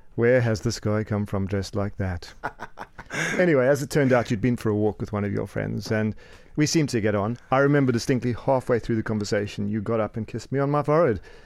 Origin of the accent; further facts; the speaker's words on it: Cape Town, Western Cape, South Africa; moved away as an adult; now in United Kingdom; I hail from sunny Cape Town, uh, but I've been in the U K for about twenty years.